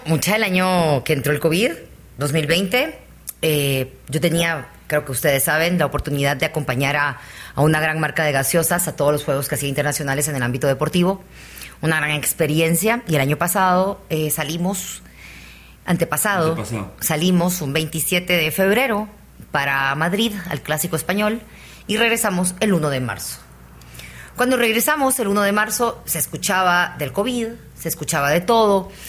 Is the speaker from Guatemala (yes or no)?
yes; Guatemala; También soy chapina